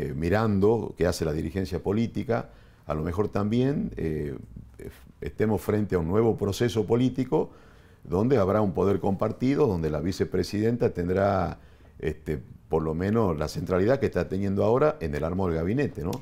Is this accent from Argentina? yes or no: yes; Argentina; Nosotros como los argentinos